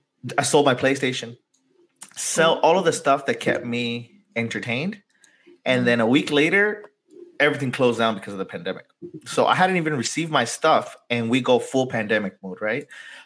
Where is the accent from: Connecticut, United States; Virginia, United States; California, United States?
California, United States; San Diego; also born or lived in Tijuana, Mexico; growing up in San Diego and Tijuana, that border kid